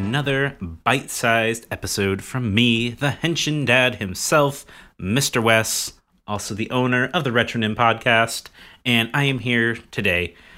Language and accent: English; United States